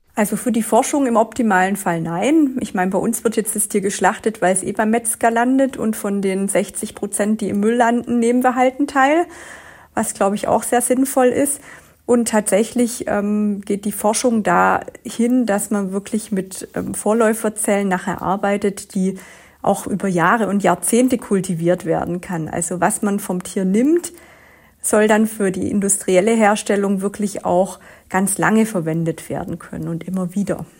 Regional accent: Swabia, Germany; Ich komme ja aus dem Schwabenland

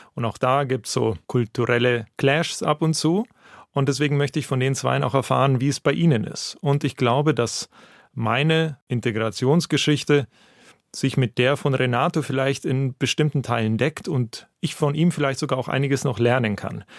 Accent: Russia; German is a second language; now in Germany; Ich komme ja aus Russland

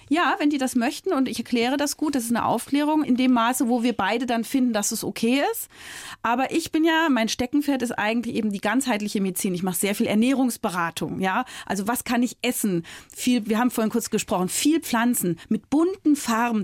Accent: Berlin, Germany; also born or lived in Frankfurt; Ich komme ja aus Berlin

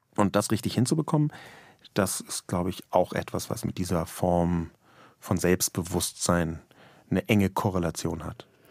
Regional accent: Berlin, Germany; weil ich in West-Berlin geboren und aufgewachsen bin

